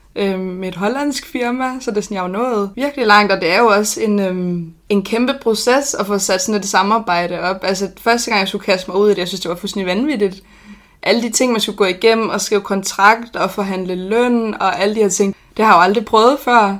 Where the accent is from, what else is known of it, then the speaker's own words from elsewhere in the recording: Odense, Southern Denmark, Denmark; født og opvokset i Odense